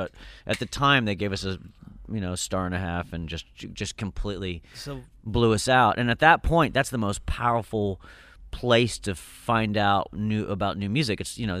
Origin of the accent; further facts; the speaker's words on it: Indiana, United States; But then I love you because we're from Indiana